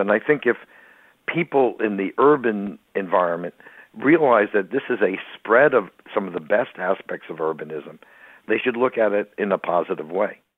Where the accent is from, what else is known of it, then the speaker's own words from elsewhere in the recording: New York, United States; I grew up in New York